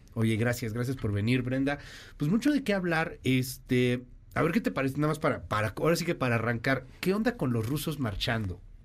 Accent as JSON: {"language": "Spanish", "country": "Mexico"}